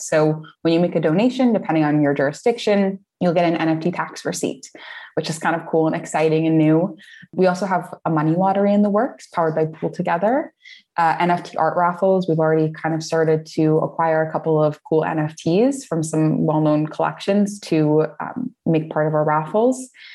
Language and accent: English; United States; moved away as an adult; now in Portugal; I'm American. I've been living here for uh, on and off for about five or six years now